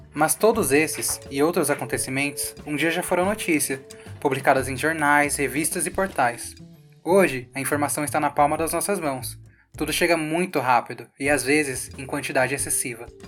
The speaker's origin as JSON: {"language": "Portuguese", "region": "São Paulo", "country": "Brazil", "said": "nós dois somos de Perus"}